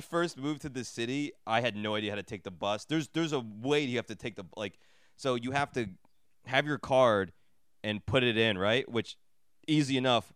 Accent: New Jersey, United States; I grew up in Jersey, like, in the suburbs

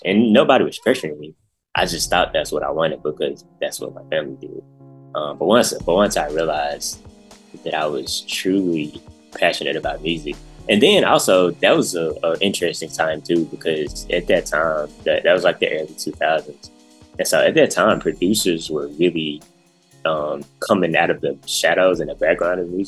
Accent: Memphis, Tennessee, United States; I'm from Memphis, from the north side of Memphis, North Memphis, as they call it. Born and raised, been here my whole life

